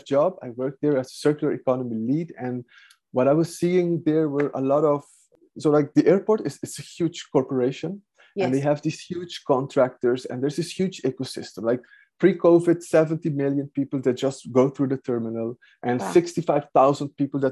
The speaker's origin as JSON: {"language": "English", "country": "Aruba", "moved": "as an adult", "lives_now": "Netherlands", "said": "I'm from Aruba. I went to the Netherlands, that's like 23 years ago, to study environmental science"}